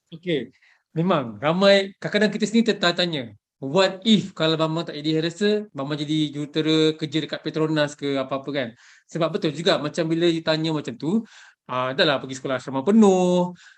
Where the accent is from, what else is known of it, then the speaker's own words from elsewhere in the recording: Malaysia; sebagai rakyat Malaysia